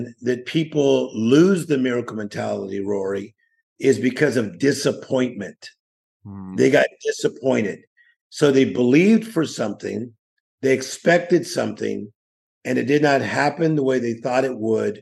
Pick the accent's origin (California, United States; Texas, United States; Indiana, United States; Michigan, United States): California, United States; Compton; growing up in Compton, California